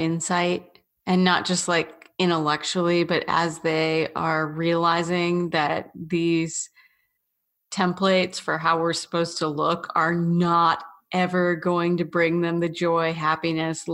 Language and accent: English; the South, United States; I was always from the South